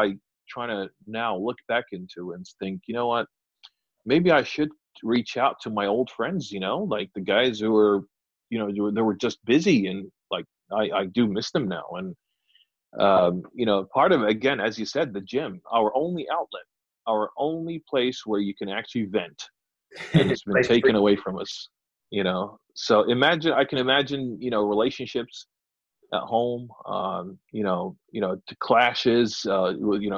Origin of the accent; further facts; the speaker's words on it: United Kingdom; us being British